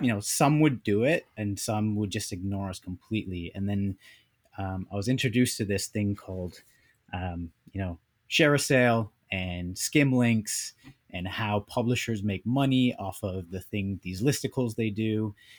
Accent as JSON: {"language": "English", "country": "Canada", "tie": "born or raised there", "also_born_or_lived": "United States", "lives_now": "Vancouver, Canada", "said": "born and raised in Canada, but we were in the U S for a bit"}